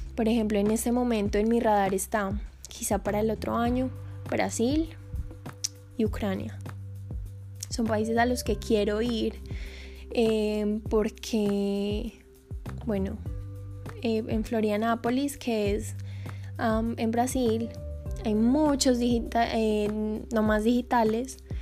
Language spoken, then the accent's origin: Spanish; Colombia; moved away as an adult; Nosotros como colombianos